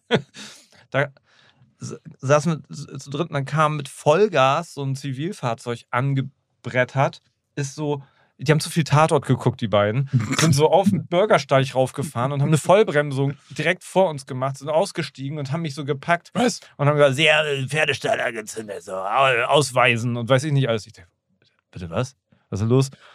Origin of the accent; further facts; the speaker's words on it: Schwanewede, Lower Saxony, Germany; ich bin ja in, in Schwanewede Neuenkirchen groß geworden